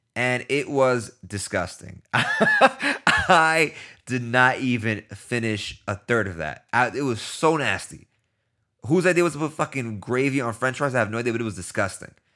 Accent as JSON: {"language": "English", "town": "New York City", "region": "New York", "country": "United States", "said": "I'm from New York"}